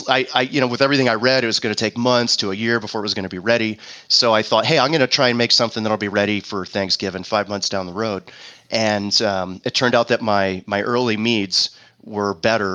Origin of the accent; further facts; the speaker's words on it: East Coast, United States; also born or lived in Phoenix, Arizona; now in Prescott, United States; my wife and I grew up on the East Coast in small towns